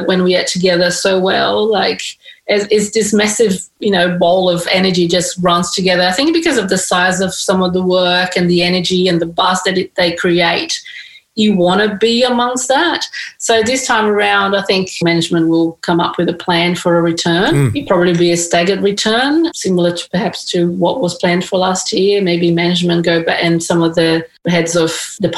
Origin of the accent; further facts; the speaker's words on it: Brazil; now in Sydney, Australia; my background, I'm from Brazil